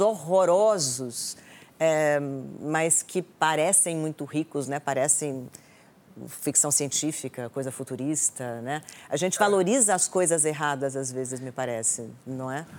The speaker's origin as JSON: {"language": "Portuguese", "town": "Brasília", "region": "Federal District", "country": "Brazil", "tie": "born or raised there", "said": "eu nasci em Brasília, então eu nasci numa cidade tombada"}